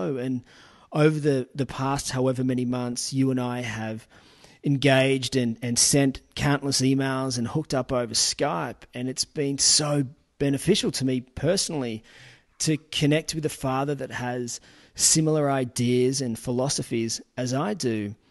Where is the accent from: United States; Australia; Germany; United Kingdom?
Australia; accent: ocker; I find that the ockerness in my accent comes out when I'm speaking to Australians